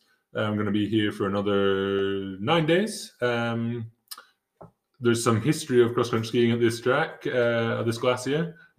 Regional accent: United Kingdom; I'm a British cross country skier.

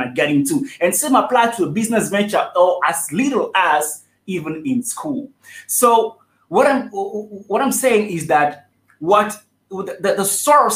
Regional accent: Togo; moved away as an adult; also born or lived in South Africa; I'm originally from Togo, West Africa. That's where I was born till the age of 18, until I decided to leave my country

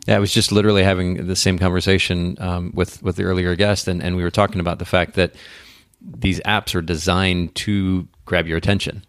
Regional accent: Japan; moved away; I grew up in Japan, spent about ten years there

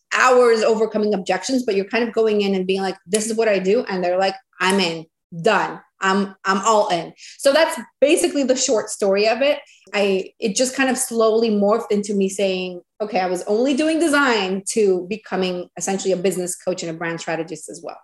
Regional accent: Venezuela; moved away as an adult; now in United States; And then in 2015, we came to the US. I'm originally from Venezuela

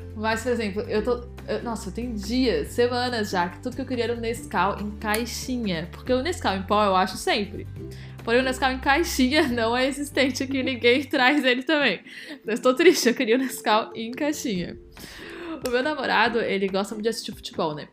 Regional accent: Brazil; moved away; a gente é brasileiro

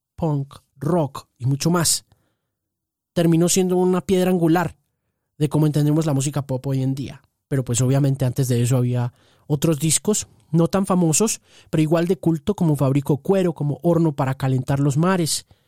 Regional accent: Colombia; yo soy periodista colombiano

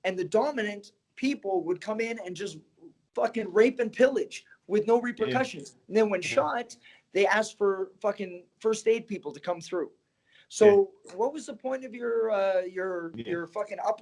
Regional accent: Canada; now in United States; I grew up in Canada

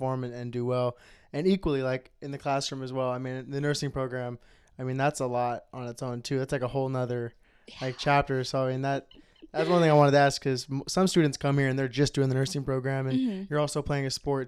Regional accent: Sacramento, California, United States; I'm from Sacramento

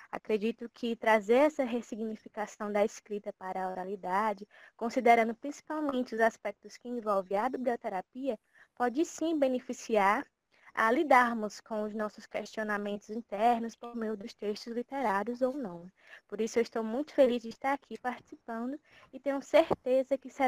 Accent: Juazeiro do Norte, Ceará, Brazil; sou natural de Juazeiro do Norte, Ceará

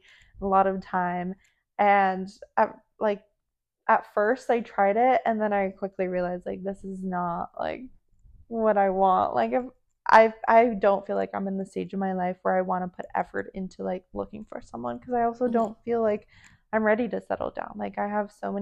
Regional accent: Santa Clarita, California, United States; also born or lived in Poland / Temecula; all my friends that like still live here from my hometown, like just growing up in this hometown

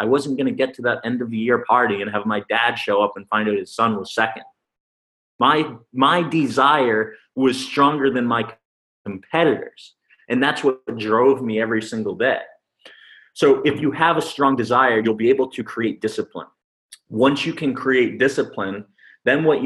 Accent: Massachusetts, United States; moved away as an adult; I'm originally from Massachusetts

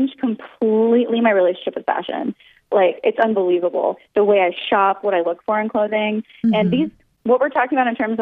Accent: Southern California, United States; I was born in Southern California

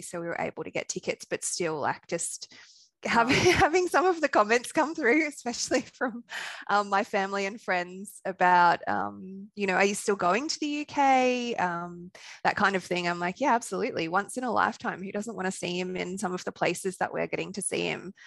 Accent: Australia; accent: Australian; also born or lived in Sunshine Coast, Queensland / Brisbane; from my accent, you could tell I'm Australian

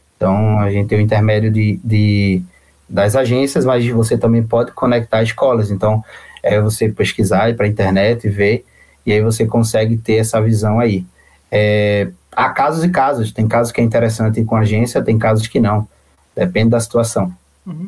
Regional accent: Recife, Pernambuco, Brazil; moved away as an adult; now in Cork, Ireland; eu também sou, sou de Recife, eu venho daí

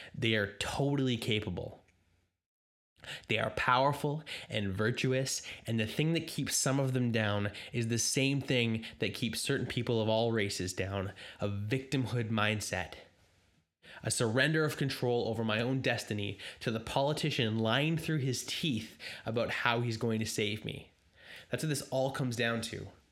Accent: Canada; I'm a Canadian myself

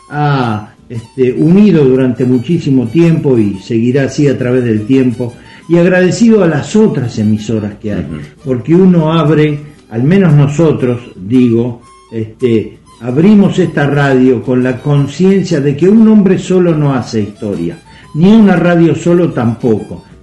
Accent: Argentina; este, más allá de que sea el zonal, somos argentinos y todos merecemos escuchar música de nuestras provincias.

